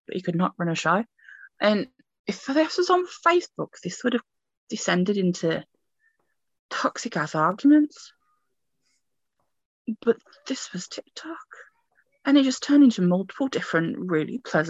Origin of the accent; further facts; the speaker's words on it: United Kingdom; I'm British